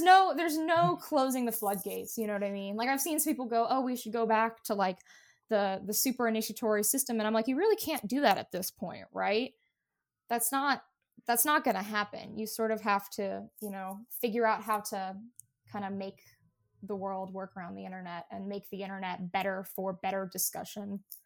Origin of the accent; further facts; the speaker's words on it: Appalachia, United States; I grew up in Appalachia